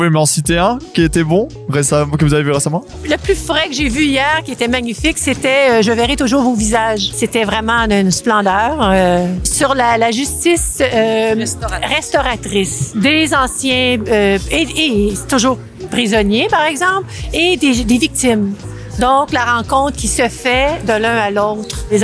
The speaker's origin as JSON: {"language": "French", "country": "France", "said": "je suis française"}